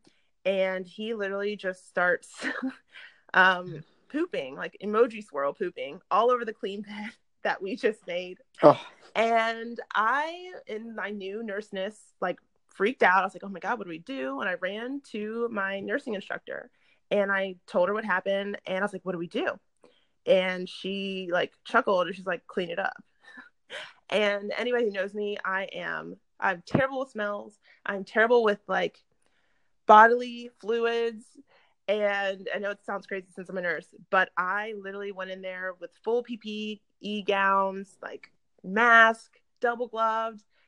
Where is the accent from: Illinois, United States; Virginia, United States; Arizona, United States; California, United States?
Virginia, United States; Stafford; moved away as an adult; also born or lived in Richmond, Virginia; now in Durham, United States; I grew up in Stafford, went to school in Richmond at BCU